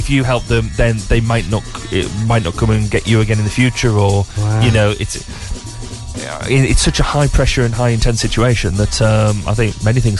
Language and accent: English; England, United Kingdom; And yeah, we're English, so it's often a Z.